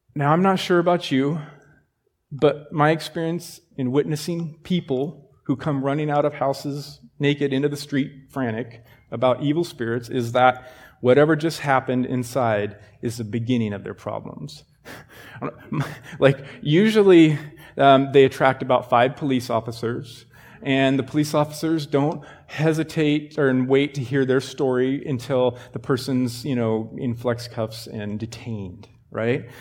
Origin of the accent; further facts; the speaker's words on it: Sheridan, United States; I grew up in Sheridan